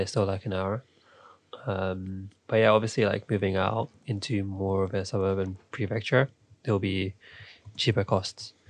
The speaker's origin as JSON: {"language": "English", "region": "London", "country": "United Kingdom", "tie": "born or raised there", "said": "I'm from London, grew up here, spent most of my life"}